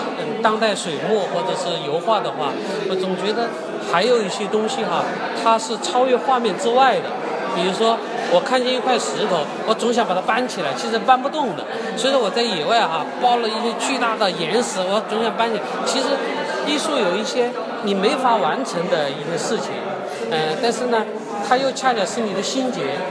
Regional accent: Sichuan, China; 比如我回到呃我老家，因为我

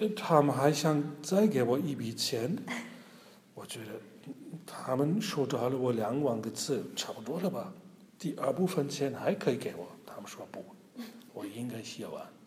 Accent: Germany; Chinese is a second language; 我们德国人

